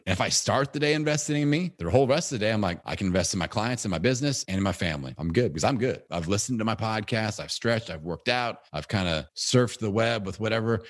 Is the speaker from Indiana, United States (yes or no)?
yes; Bloomington, Indiana, United States; It's in Bloomington, Indiana, my hometown